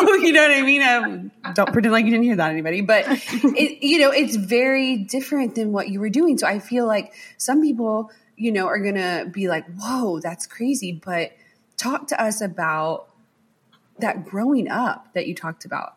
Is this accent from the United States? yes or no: yes; the South, United States; I'm a southerner